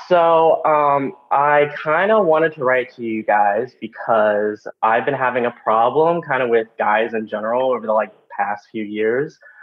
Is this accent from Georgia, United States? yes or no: no; West Virginia, United States; moved away; my hometown, uh, growing up in West Virginia